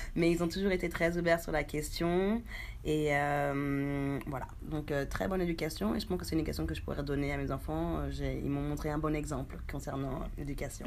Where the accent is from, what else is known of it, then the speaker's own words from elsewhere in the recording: France; moved away as an adult; also born or lived in Haiti; now in New Zealand; je suis née en Haïti, à Véret, une petite ville voilà, dans les Caraïbes. J'ai vécu presque toute ma vie en France